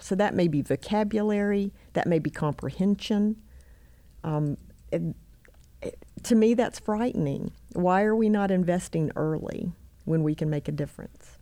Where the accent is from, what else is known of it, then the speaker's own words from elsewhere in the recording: Albemarle, North Carolina, United States; moved away as an adult; now in Rock Hill, United States; I grew up actually in, um, Albemarle, North Carolina, on the other side of Charlotte.